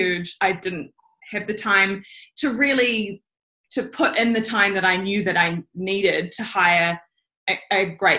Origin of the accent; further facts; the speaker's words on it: Auckland, New Zealand; I am born and raised in Auckland